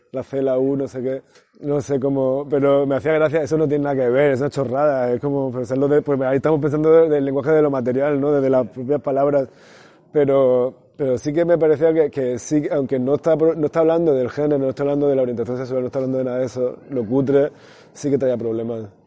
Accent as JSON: {"language": "Spanish", "town": "Granada", "region": "Andalusia", "country": "Spain", "said": "mi pueblo, eh, pues en Granada"}